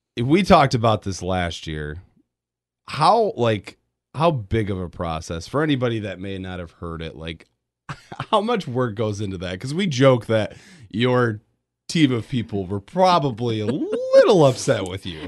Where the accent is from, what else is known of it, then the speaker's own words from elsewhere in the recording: Grand Rapids, Michigan, United States; growing up in Grand Rapids